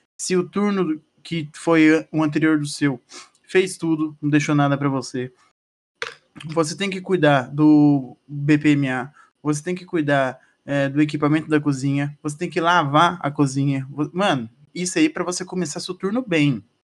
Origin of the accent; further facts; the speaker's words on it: Paraná, Brazil; a gente é do Paraná